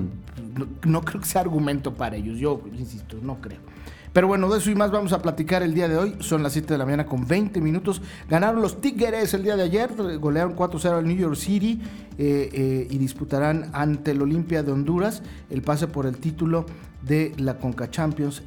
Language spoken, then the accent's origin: Spanish; Mexico; como ciudadano mexicano